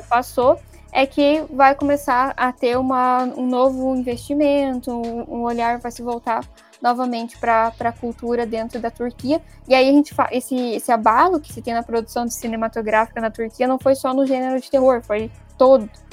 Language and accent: Portuguese; Brazil